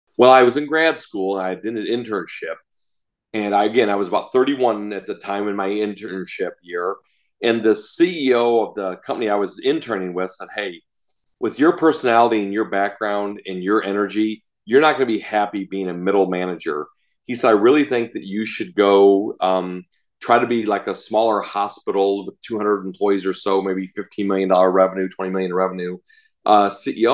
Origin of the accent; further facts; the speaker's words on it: Chicago, Illinois, United States; I grew up outside Chicago